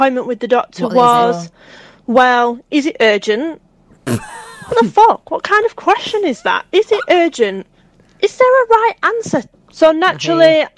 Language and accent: English; the north of England, United Kingdom; accent: northern; I'm from the north, so please forgive me for my very northern accent